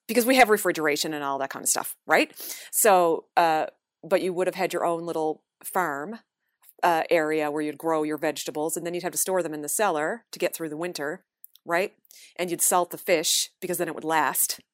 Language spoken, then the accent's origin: English; Newfoundland and Labrador, Canada; moved away as an adult; now in Toronto, Canada; growing up in Newfoundland.